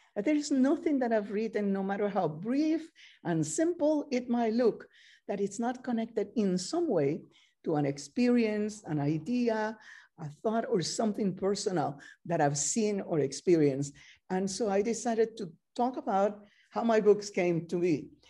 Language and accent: English; Camagüey, Cuba; English is a second language; moved away as an adult; also born or lived in Spain; now in United States; I was born in Camagüey, Cuba, uh, in nineteen thirty-eight.